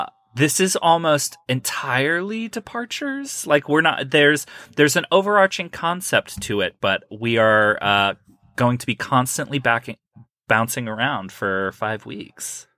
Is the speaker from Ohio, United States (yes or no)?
yes; Ohio, United States; I'm from Ohio